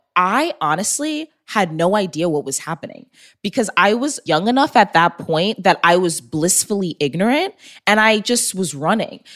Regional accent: Long Island, New York, United States; moved away as an adult; also born or lived in Texas; I was born and raised in New York.

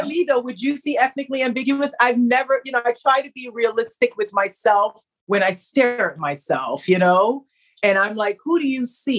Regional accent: Barbados; I don't speak Spanish. My background is, I'm from Barbados. My dad's from Trinidad.

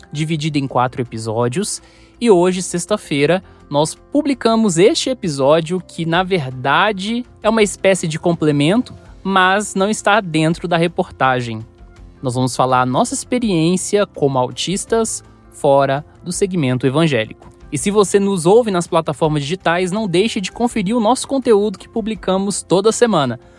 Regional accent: Contagem, Minas Gerais, Brazil; also born or lived in São Paulo; Eu nasci em São Paulo e, com mais ou menos um ano, nós nos mudamos para Minas, na região metropolitana de BH, na cidade de Contagem.

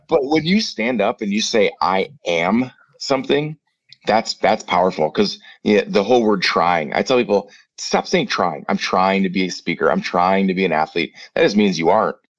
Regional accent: Prairie du Chien, Wisconsin, United States; moved away as an adult; also born or lived in Winona, Minnesota / Minnesota / Phoenix; I'm back down in my hometown um, of Prairie View, Wisconsin

